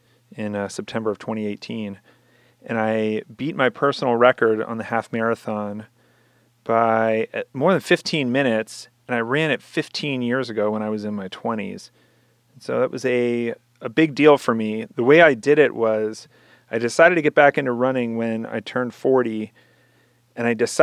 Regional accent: Chicago, Illinois, United States; I'm from Chicago.

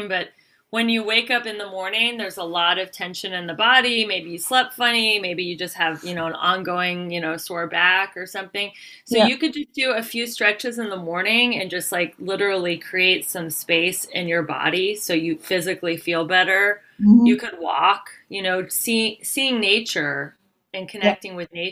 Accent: United States; I'm from America

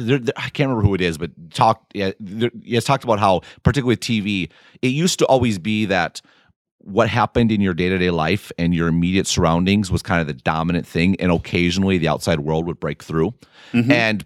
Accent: Midwest, United States; as a Midwesterner.

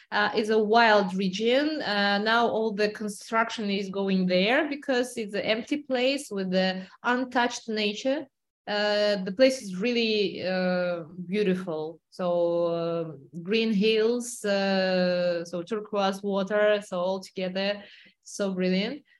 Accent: Kazakhstan; now in Cyprus; I am originally also from Kazakhstan.

